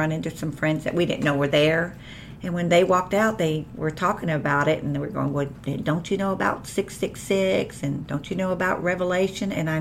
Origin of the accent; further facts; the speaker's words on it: Columbus, Georgia, United States; also born or lived in Puerto Rico; I was born there in about, I guess I was 6 to 8 months old when we moved to Columbus, Georgia, and that is where I was raised